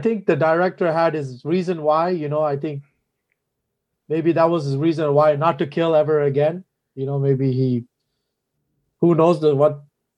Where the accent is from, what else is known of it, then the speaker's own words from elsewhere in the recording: Montreal, Quebec, Canada; I'm 33 years old, born and raised in Montreal.